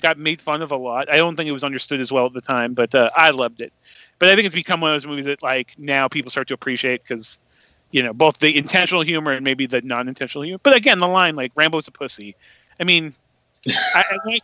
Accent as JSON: {"language": "English", "town": "Redlands", "region": "California", "country": "United States", "tie": "born or raised there", "said": "my hometown of Redlands, California"}